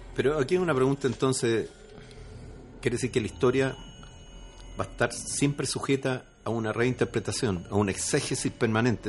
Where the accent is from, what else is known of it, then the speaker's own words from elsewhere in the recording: Chile; Y además chileno. Sí, porque yo nací en Chile.